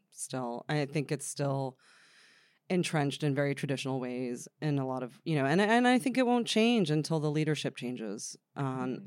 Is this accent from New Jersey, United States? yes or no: yes; Freehold, New Jersey, United States; also born or lived in Bradley Beach, New Jersey; I grew up in uh, a town called Freehold in New Jersey